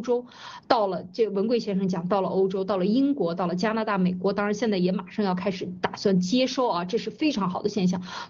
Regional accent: China; 有世界上有一块土地能够给我们中国人落脚，那这个地方我们就要感谢他，我们就可以生存下来

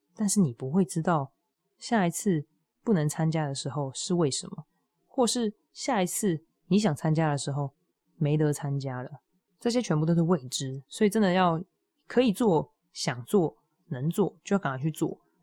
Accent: Hualien County, Taiwan; moved away; 我第一个想要回去踏青的地方就是我的家乡，就是花莲。就我们，我的爸爸的家里在那里啊，对我来说那就是家乡

